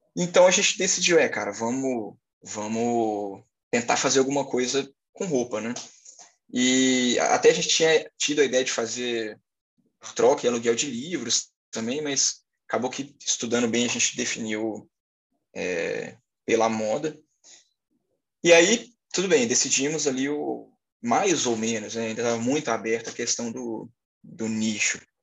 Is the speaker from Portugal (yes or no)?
no; Belo Horizonte, Minas Gerais, Brazil; sou de Belo Horizonte, Minas Gerais, tenho 23 anos